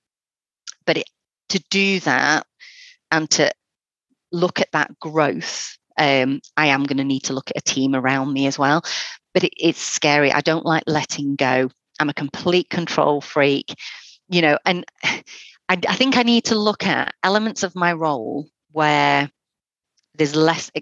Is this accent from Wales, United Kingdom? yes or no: yes; North Wales, United Kingdom; now in Fylde Coast, United Kingdom; I'm originally from North Wales, so I moved up because of a holiday romance